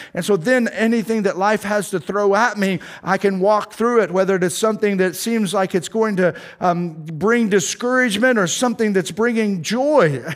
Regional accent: Tornado Alley, United States; now in Kansas, United States; I grew up in Tornado Alley

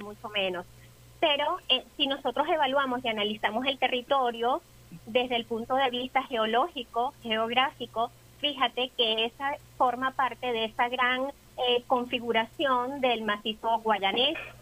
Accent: Venezuela; nosotros como venezolanos debemos conocer y reivindicar siempre

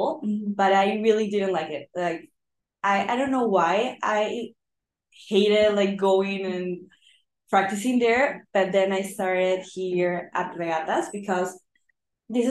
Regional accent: Lima, Peru; I'm from Lima, Peru

